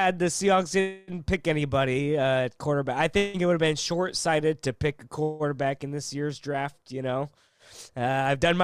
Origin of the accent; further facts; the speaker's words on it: Seattle, Washington, United States; I'm from Seattle